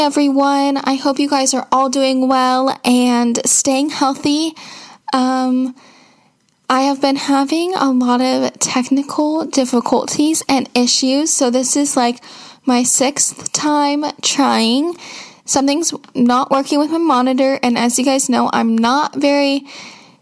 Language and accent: English; Seattle, Washington, United States; I am 15 years old and I am from Seattle, Washington